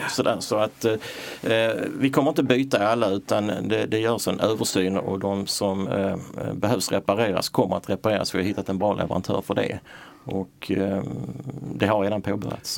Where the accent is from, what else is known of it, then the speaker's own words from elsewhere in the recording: Malmö, Skåne, Sweden; also born or lived in Röstånga / Hör; jag är född i Röstånga för 61 år sedan och eh, uppväxt i, i Hör och Malmö, gått i skola i Malmö